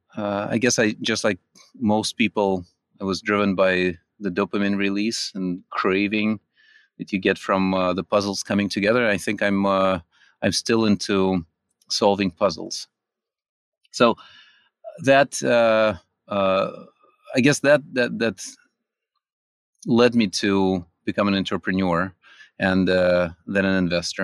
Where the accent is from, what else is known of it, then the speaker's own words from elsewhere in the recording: California, United States; also born or lived in Russia; I, uh, grew up in California